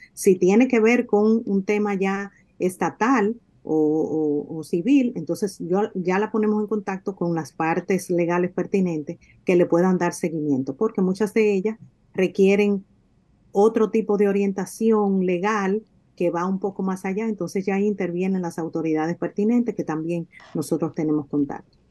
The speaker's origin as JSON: {"language": "Spanish", "country": "Dominican Republic", "moved": "as an adult", "lives_now": "United States", "said": "tengo seis años que salí de mi país Salí físicamente, pero ciertamente mi corazón, mi alma pertenecen a, mi tierra y de alguna manera nosotros como dominicanos que estamos en el exterior"}